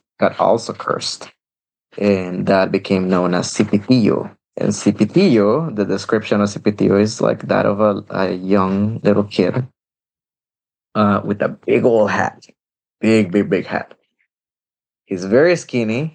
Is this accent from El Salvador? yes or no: yes; El Salvador; moved away; I grew up in El Salvador